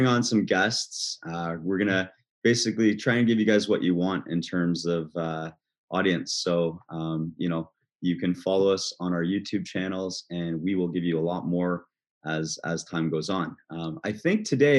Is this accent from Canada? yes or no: yes; Halton, Ontario, Canada; I'm a Halton boy.